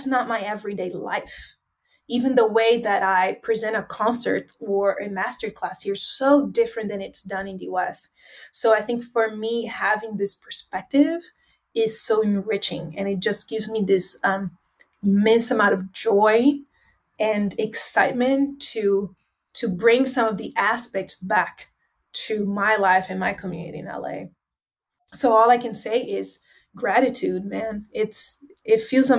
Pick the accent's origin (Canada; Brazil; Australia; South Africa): Brazil; João Pessoa, Paraíba; now in Los Angeles, United States; I'm in my hometown. It's named João Pessoa.